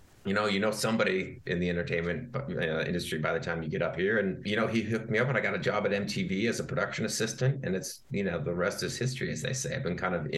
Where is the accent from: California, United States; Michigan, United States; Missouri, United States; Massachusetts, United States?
Michigan, United States; I grew up in Michigan and I went to Michigan State University